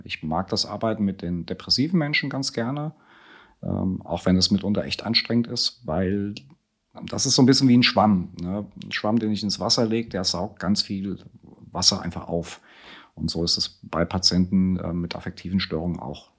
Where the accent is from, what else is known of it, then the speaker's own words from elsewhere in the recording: Friedberg, Hesse, Germany; moved away as an adult; in Friedberg geboren, also ich bin klassischer Mittelhesse